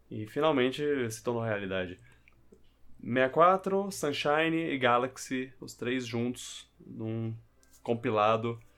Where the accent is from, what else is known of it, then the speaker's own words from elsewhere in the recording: Brazil; A gente é brasileiro